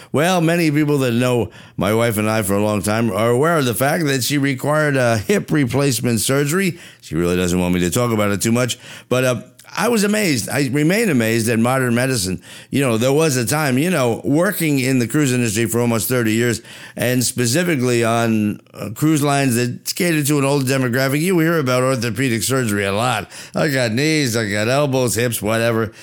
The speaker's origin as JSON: {"language": "English", "region": "New Jersey", "country": "United States", "said": "I'm from Jersey"}